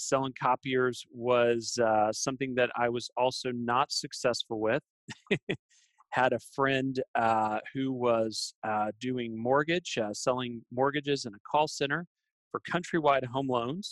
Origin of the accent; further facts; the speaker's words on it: Texas, United States; I was born and raised here in Texas